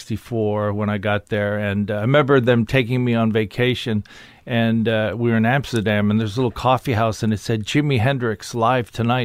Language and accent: English; Ottawa, Ontario, Canada; now in Toronto, Canada; I started high school in Ottawa, which was my dad's last posting, and we stayed there for a long time, and that's where I started doing stand-up, and then I moved to Toronto